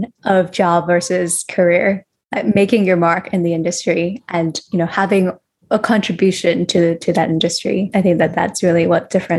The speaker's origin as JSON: {"language": "English", "country": "Hong Kong", "tie": "born or raised there", "said": "Whereas growing up in Hong Kong and in Asia, it's much more focused on financial security and that eventually you'll come to love your job."}